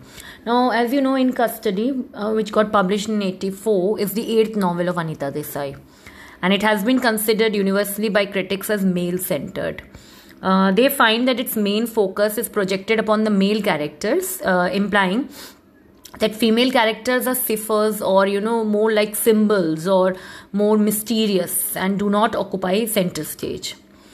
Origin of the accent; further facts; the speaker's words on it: India; which the nationalist discourse, which being an Indian, sometimes gets jolted by this anti-secular discourses in the newspapers.